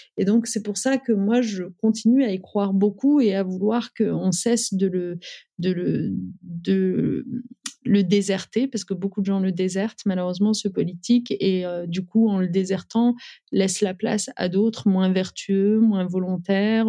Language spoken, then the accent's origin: French; Amiens, Hauts-de-France, France; moved away as an adult; also born or lived in Paris; j'ai grandi euh, en Picardie, à Amiens